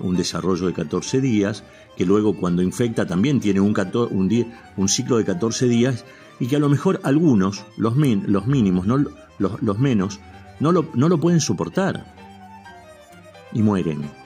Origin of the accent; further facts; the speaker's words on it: Argentina; Somos argentinos